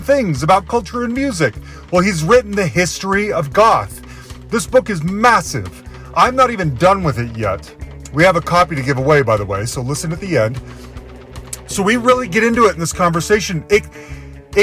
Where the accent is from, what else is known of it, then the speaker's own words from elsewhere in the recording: Salt Lake City, Utah, United States; now in Denver, United States; I'm originally from Salt Lake City